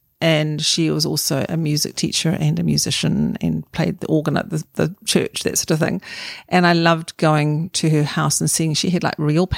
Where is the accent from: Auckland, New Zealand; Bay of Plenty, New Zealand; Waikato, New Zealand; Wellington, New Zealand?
Auckland, New Zealand; I'm an Aucklander, so I was brought up in Meadowbank with my family, mum, dad, and four children.